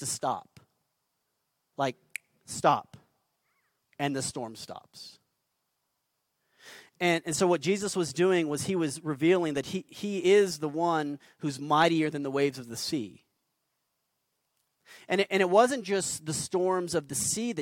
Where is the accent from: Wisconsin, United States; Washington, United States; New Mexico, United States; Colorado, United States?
New Mexico, United States; Albuquerque; I'm a desert kid. I grew up here in Albuquerque